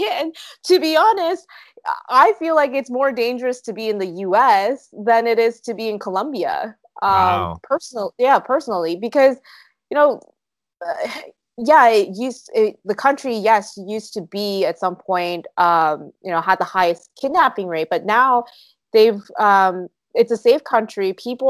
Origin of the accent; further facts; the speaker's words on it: South Korea; born there; also born or lived in Canada; So I actually didn't grow up in the States. I was born in Korea. I lived in Canada, and I've lived in some other countries as well.